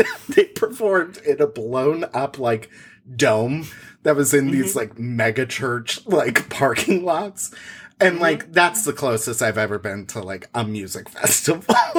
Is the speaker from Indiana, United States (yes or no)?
yes; Indiana, United States; growing up in Indiana